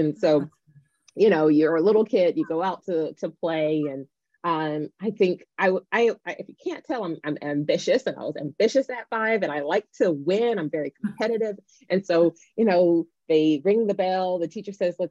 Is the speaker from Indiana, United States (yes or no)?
no; Nashville, Tennessee, United States; I grew up in Nashville, Tennessee